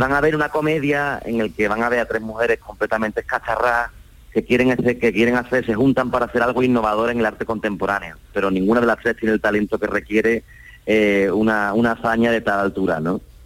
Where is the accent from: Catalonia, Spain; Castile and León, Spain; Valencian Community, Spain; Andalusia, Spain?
Andalusia, Spain; Cádiz; siendo gaditano